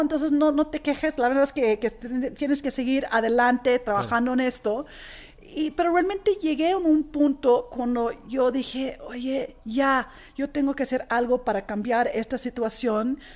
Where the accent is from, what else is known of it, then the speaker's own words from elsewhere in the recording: Australia; Spanish is a second language; moved away as an adult; now in Mexico; yo soy originalmente de Australia. Australia. De una familia australiana griega.